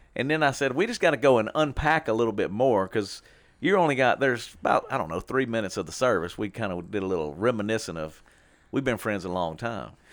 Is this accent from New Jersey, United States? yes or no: no; Shreveport, Louisiana, United States; we grew up in Warner Park, all right, Warner Park neighborhood